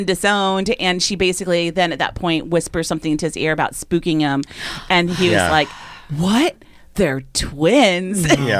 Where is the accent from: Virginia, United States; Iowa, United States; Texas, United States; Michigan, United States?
Virginia, United States; Richmond